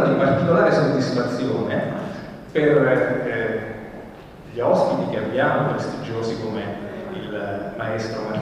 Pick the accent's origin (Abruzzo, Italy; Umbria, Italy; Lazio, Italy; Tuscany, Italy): Abruzzo, Italy; al mio povero Abruzzo, anche se sono un abruzzese di mare